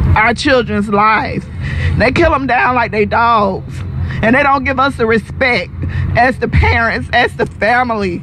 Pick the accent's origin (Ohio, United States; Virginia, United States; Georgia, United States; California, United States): Georgia, United States; Atlanta; we're from Atlanta, Georgia